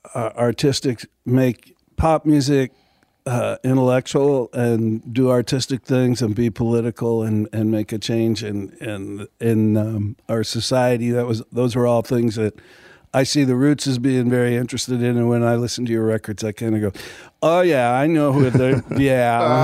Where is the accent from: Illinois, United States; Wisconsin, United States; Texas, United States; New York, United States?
Wisconsin, United States; Milwaukee; born there; I was born in Milwaukee to a family. My mother's side of the family were all musicians.